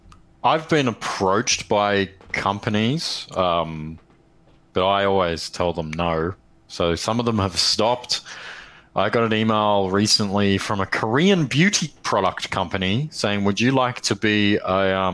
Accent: Australia

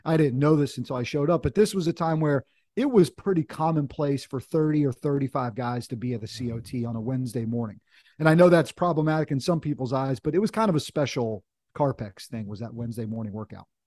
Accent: North Carolina, United States; My dad was in the Air Force when we were kids, but sort of grew up in North Carolina, went to college down here, and had a chance to to kind of come home in, in a sense.

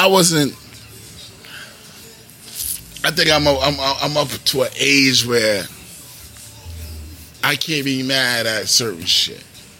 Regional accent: New York, United States; I'm black from New York.

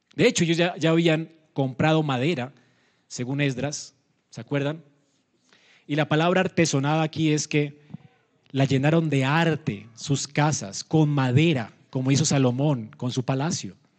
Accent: Colombia; como colombianos tenemos esta costumbre

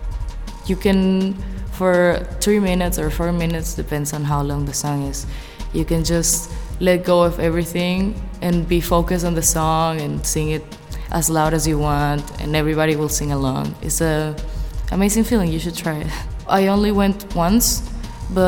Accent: Portugal; moved away as an adult; also born or lived in Venezuela (parents); now in Macau; I come from Portugal, which is in Europe. My parents are from Venezuela, which is a country in Latin America. I've been living in Macau since September 2018

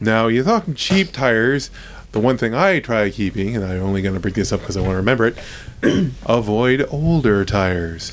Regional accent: Ohio, United States; moved away; I went to school in Ohio State and I grew up in Ohio

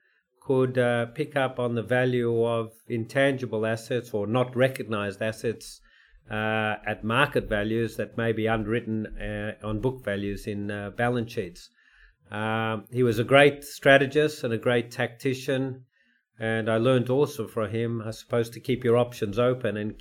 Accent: Melbourne, Victoria, Australia; also born or lived in New York; I wanted to be in my hometown of Melbourne, where my family was

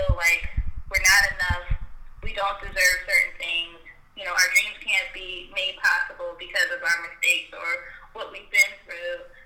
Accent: Philadelphia, Pennsylvania, United States; I am from Philadelphia, Pennsylvania. I've been born and raised here. I haven't ever lived anywhere else.

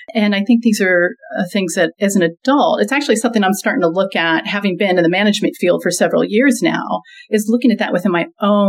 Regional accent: Saudi Arabia; where I grew up in Saudi Arabia, everything was taught in English, or the schools were taught in English.

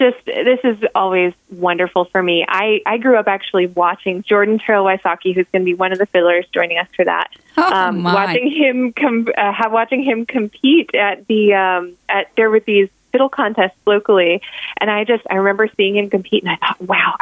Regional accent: Ireland; as an Irish fiddlers very often sort of stick to the melody, and I'm one of those people.

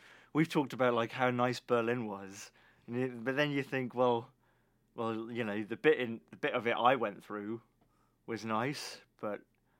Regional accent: United Kingdom; As a British person, you think of San Francisco

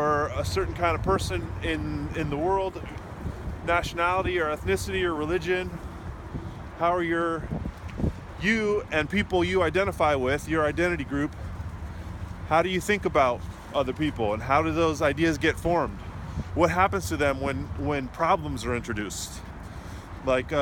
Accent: California, United States; now in Washington, D.C., United States; I'm originally from California, so my family is still there

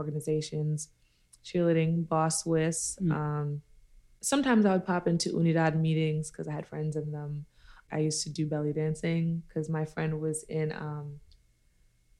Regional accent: New York City, New York, United States; also born or lived in Brooklyn, New York; I'm from Queens, New York

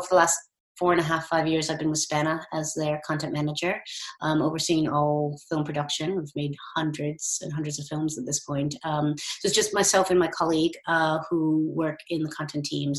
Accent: United States; moved away as an adult; also born or lived in St Andrews, Scotland; now in United Kingdom; As you can tell from my accent, I'm from the States and I came over here for my undergrad

